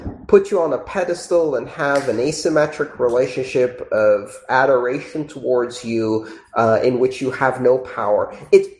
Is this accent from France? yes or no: no; United Kingdom; I'm British